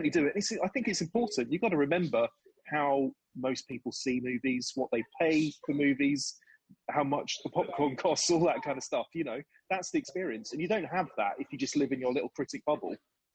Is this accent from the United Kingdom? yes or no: yes; Suffolk, East of England, United Kingdom; I grew up in Suffolk